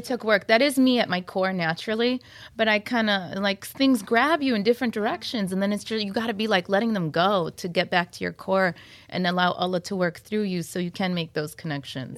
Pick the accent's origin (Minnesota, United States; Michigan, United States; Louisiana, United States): Michigan, United States; Troy; I'm from Troy, is where I stay.